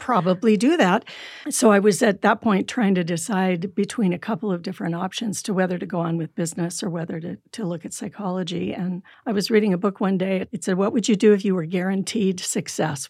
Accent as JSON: {"language": "English", "region": "California", "country": "United States", "tie": "born or raised there", "also_born_or_lived": "Michigan", "moved": "yes", "lives_now": "Utah, United States", "said": "I grew up in California."}